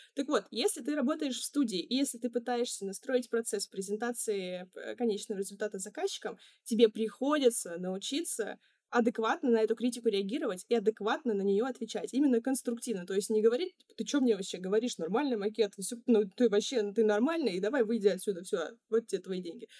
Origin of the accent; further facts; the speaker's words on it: Ufa, Bashkortostan, Russia; moved away as an adult; now in Saint Petersburg, Russia; еще одна студия в моем родном городе. Я сама, кстати, из Уфы